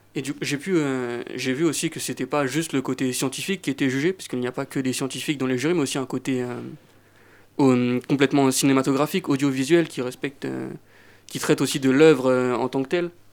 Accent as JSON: {"language": "French", "town": "Roissy-en-Brie", "region": "Île-de-France", "country": "France", "tie": "born or raised there", "said": "J'habite une petite ville de Seine-et-Marne, Roissy-en-Brie."}